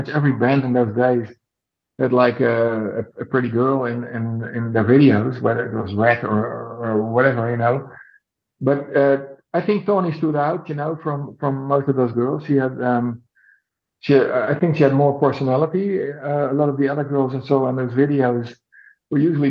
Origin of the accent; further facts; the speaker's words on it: Netherlands; my hometown in Holland